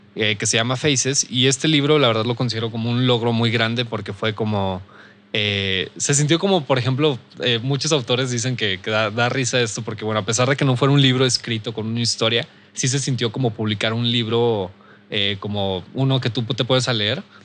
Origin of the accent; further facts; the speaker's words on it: Saltillo, Coahuila, Mexico; soy de aquí de Saltillo